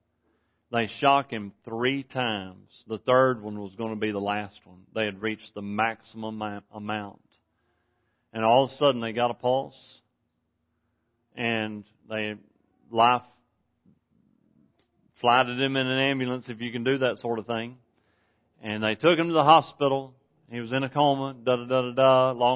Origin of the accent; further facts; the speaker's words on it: Texas, United States; I'm from Texas.